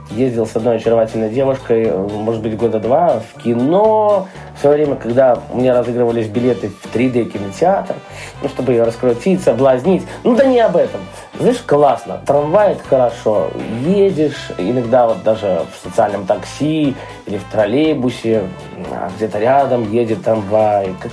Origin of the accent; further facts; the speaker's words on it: Belarus; Ну, на то мы и белорусы. Зарабатываем на бульбу, мясо и сало.